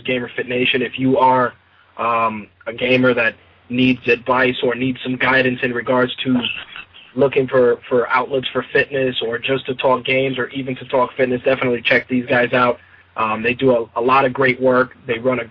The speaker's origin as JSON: {"language": "English", "town": "New York City", "region": "New York", "country": "United States", "tie": "born or raised there", "said": "I grew up in the Bronx"}